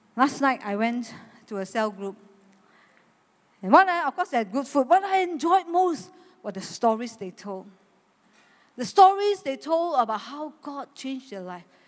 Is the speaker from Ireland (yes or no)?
no; Malaysia; I'm a Malaysian